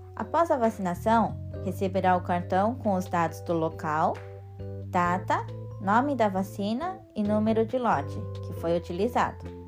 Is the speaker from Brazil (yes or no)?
no; Japan; Portuguese is a second language; Cresci aqui no Japão